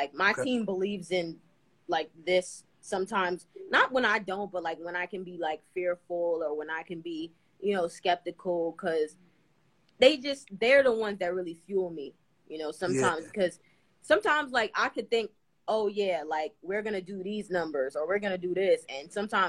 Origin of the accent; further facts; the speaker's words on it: New York City, New York, United States; New York City.